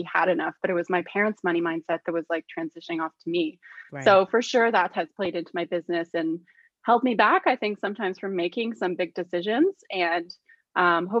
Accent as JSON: {"language": "English", "town": "Toronto", "region": "Ontario", "country": "Canada", "tie": "born or raised there", "said": "I'm actually born and raised in Toronto"}